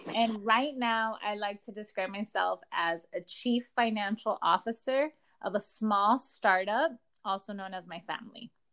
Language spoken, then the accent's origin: English; Los Angeles, California, United States; I am a girl from Echo Park.